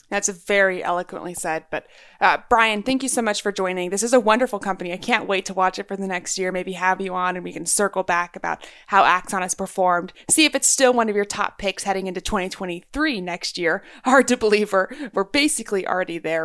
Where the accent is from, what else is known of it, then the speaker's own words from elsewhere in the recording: Texas, United States; I'm a Texan. I grew up in Texas.